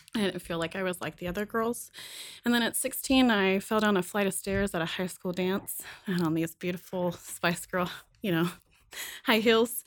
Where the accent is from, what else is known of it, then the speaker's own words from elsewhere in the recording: Kentucky, United States; I was born and raised in Kentucky.